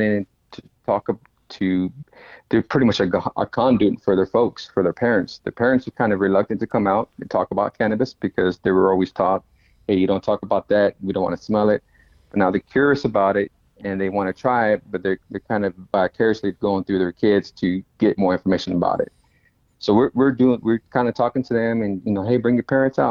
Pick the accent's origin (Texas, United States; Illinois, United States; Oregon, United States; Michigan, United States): Texas, United States; Dallas; My wife, my family, we're from Oak Cliff